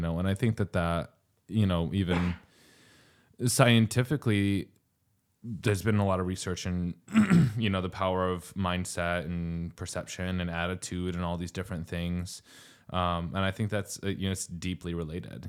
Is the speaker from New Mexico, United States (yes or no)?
yes; New Mexico, United States; moved away; I'm from New Mexico